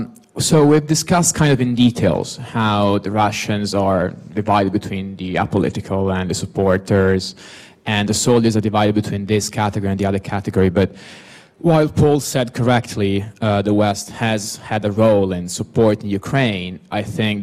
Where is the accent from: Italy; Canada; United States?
Italy; now in London, United Kingdom; I come from Italy, which is a country that has shown surprising levels of pro-Russianness